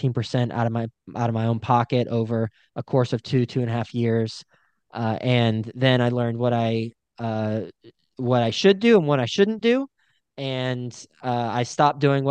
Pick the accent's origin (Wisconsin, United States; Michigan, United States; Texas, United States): Texas, United States; moved away as an adult; also born or lived in New York City; I'm from Texas originally, graduated, and then from Texas Tech, went to New York City